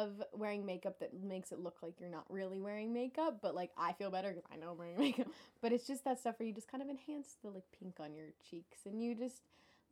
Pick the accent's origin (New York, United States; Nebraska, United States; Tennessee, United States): Tennessee, United States; growing up in Tennessee